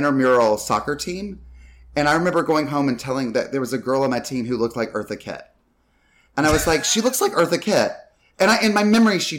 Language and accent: English; North Carolina, United States; I grew up mainly in North